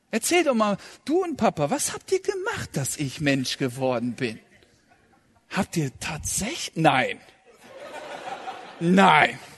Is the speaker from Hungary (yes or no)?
no; Kazakhstan; born there; Ja, ich bin ja in Kasachstan geboren und das war im Februar, am 18. und da lag viel Schnee